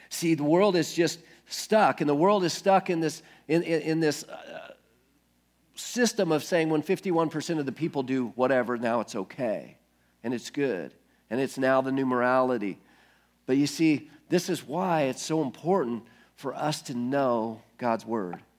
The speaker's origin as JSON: {"language": "English", "country": "United States", "tie": "born or raised there", "said": "I guess I'm a Christian because I grew up in America"}